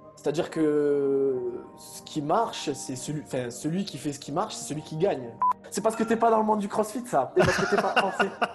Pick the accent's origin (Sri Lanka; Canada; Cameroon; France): France; Avignon, Provence-Alpes-Côte d'Azur; moved away as an adult; also born or lived in Montpellier; je suis originaire d'Avignon